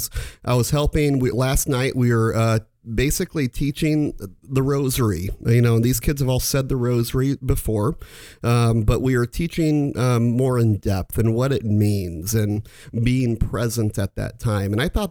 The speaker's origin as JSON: {"language": "English", "town": "Omaha", "region": "Nebraska", "country": "United States", "tie": "born or raised there", "said": "I was born in the Catholic faith and went to Catholic school all my life, from K through 10th grade here in Omaha, from St. Wenceslaus to Scott, and the final 2 years of high school over at Millard West."}